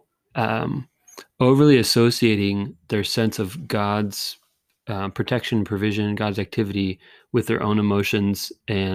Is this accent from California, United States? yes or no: yes; California, United States; now in Michigan, United States; We're from California.